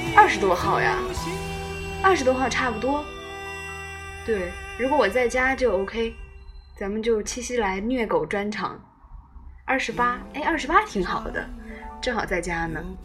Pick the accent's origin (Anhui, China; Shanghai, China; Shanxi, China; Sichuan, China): Anhui, China; 我是安徽人